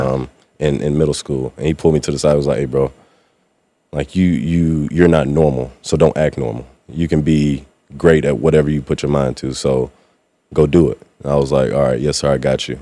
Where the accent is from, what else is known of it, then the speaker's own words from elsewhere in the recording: Mississippi, United States; moved away as an adult; now in Seattle, United States; coming from the South, I mean, I went to high school and college in, in Mississippi